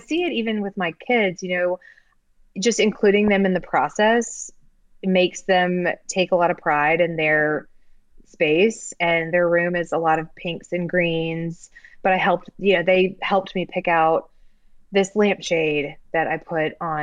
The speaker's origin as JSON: {"language": "English", "region": "Texas", "country": "United States", "tie": "born or raised there", "also_born_or_lived": "Colorado", "moved": "yes", "lives_now": "New Orleans, United States", "said": "I grew up in Texas and Colorado"}